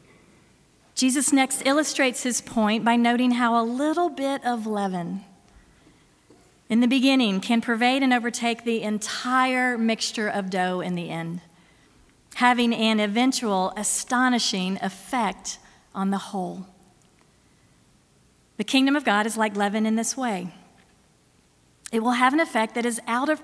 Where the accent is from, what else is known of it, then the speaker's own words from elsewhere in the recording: Florida, United States; my home state of Florida